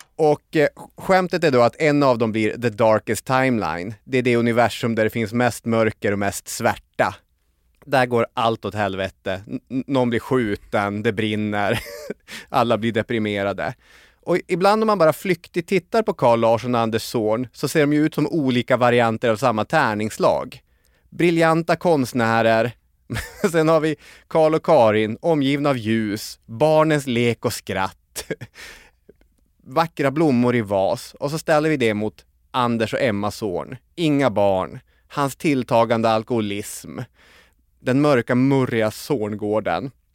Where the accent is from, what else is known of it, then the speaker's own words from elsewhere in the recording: Arvidsjaur, Norrbotten County, Sweden; moved away as an adult; Arvidsjaur där jag växte upp och bodde tills jag var 18-19 år gammal